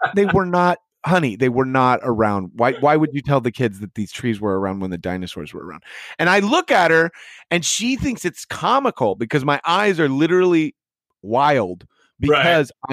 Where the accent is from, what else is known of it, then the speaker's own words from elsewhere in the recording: Midwest, United States; now in California, United States; I'm never going back to the Midwest.